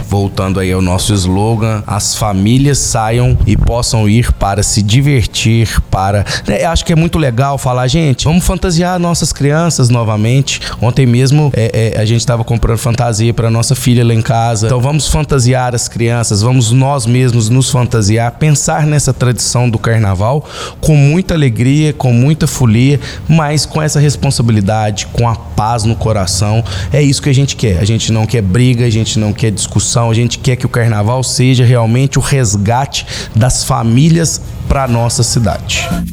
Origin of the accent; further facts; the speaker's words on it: Lavras, Minas Gerais, Brazil; também pulei bastante carnaval em Lavras na minha infância, na minha adolescência